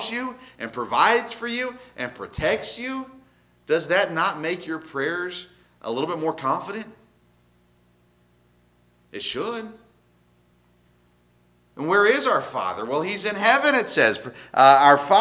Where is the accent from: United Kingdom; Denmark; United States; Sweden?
United States; the South; I grew up in the South, in religious areas, Bible Belt